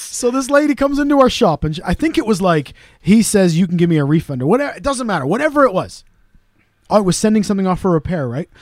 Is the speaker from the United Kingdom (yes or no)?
yes; Wales, United Kingdom; We're Welsh.